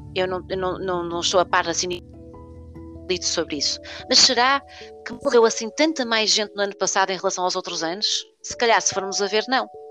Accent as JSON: {"language": "Portuguese", "town": "Porto", "region": "Norte", "country": "Portugal", "said": "na cidade do Porto, que é de onde nós somos, ah, uhum. uh, de onde eu sou"}